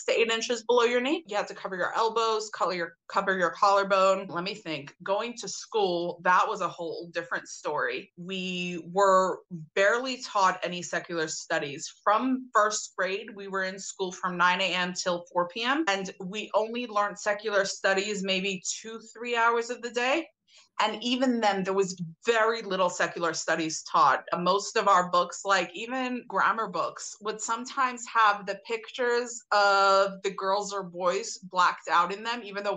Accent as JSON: {"language": "English", "town": "New York City", "region": "New York", "country": "United States", "tie": "born or raised there", "said": "I grew up in Brooklyn, okay. New York."}